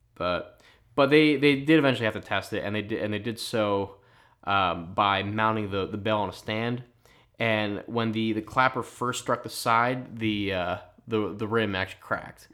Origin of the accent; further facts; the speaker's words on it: Philadelphia, Pennsylvania, United States; accent: Philly; my Philly accent